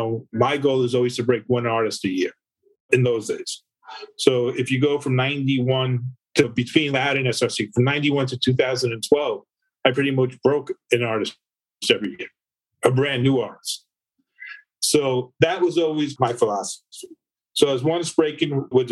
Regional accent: Long Island, New York, United States; I grew up in Long Island

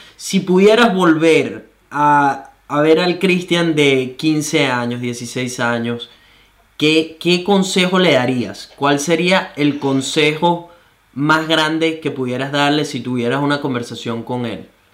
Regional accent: Venezuela; moved away; Solo soy un venezolano

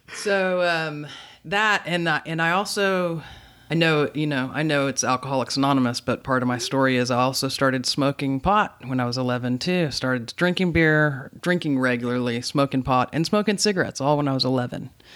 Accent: Dallas, Texas, United States; moved away as an adult; also born or lived in Fayetteville, Arkansas; now in Austin, United States; I was born and raised in Dallas

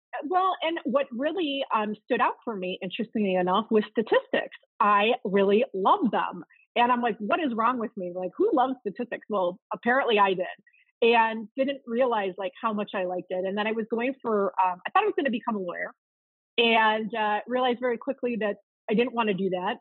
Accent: outside of Chicago, Illinois, United States; I grew up in Chicago, outside of Chicago, Illinois

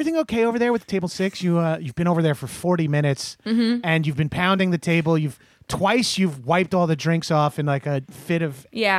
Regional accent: New York, United States; And I'm from New York, so I am very familiar with moist cakes.

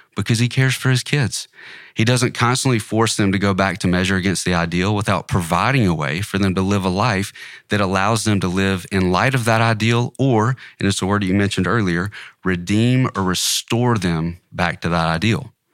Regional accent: the South, Southern United States, United States; Being a Southerner, being a long-term Christian

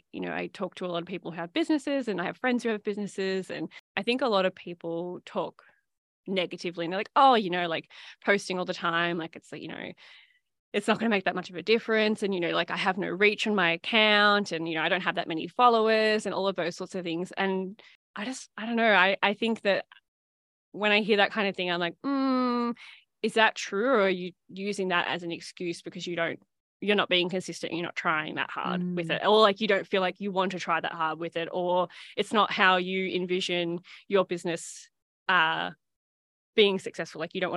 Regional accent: Shepparton, Victoria, Australia; obviously I grew up in Shepparton. And so, you know, when I see someone from Shepparton order, chances are I'm like, oh yeah, I know who that is.

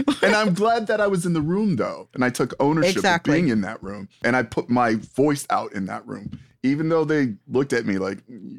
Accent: New York, United States; I'm from New York and you're from PA.

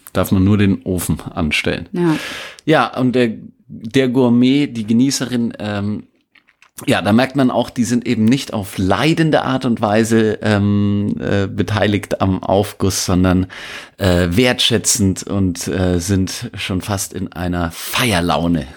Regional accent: northeastern Upper Franconia, Bavaria, Germany; ich bin in Nordostoberfranken groß geworden

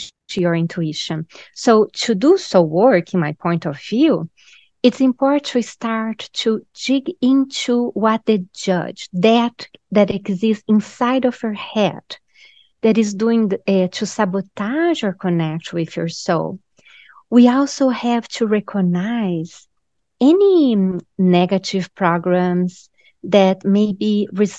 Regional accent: Brazil; also born or lived in Raleigh, North Carolina; now in Carolina Beach, United States; I'm originally from Brazil. So in Brazil, we're very spiritual

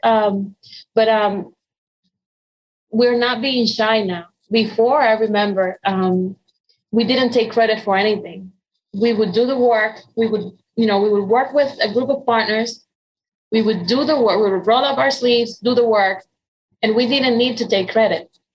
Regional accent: Dominican Republic; English is a second language; moved away as an adult; now in United States; I was born and raised in Dominican Republic.

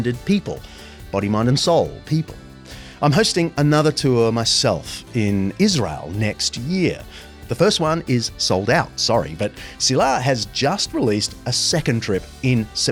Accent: Sydney, New South Wales, Australia; my hometown, Sydney

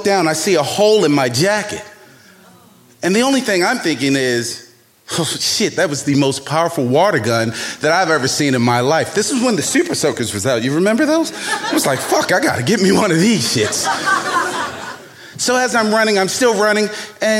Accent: Baltimore, Maryland, United States; born or raised there

